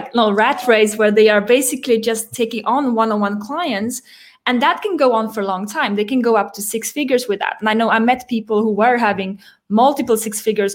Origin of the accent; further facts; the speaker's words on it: Sweden; moved away as an adult; also born or lived in France; I grew up in Sweden, moved to France when I was 21